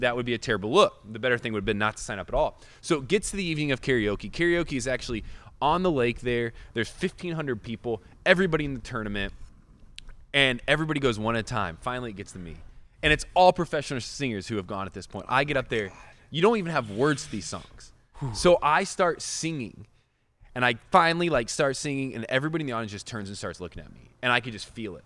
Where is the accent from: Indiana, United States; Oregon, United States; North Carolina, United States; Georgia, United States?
Indiana, United States; I grew up in Indiana.